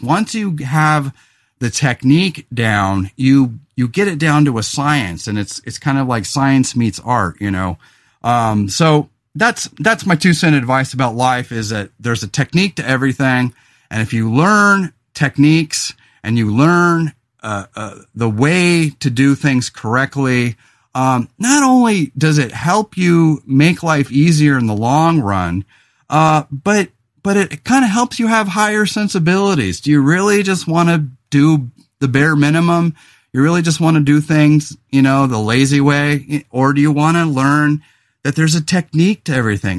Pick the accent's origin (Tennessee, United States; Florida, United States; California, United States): California, United States; Central Coast of; also born or lived in Los Angeles; I moved back to my hometown of the Central Coast of California